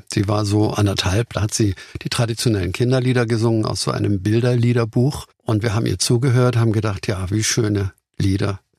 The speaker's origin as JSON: {"language": "German", "region": "Hamburg", "country": "Germany", "said": "So als Hamburger haben wir vielleicht gedacht, wir sind ja ein bisschen solide Kaufleute dort."}